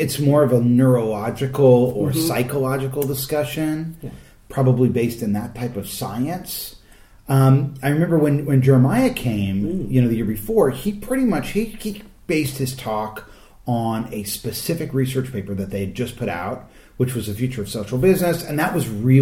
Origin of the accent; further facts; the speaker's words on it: United States; as a Yankee, okay, as an American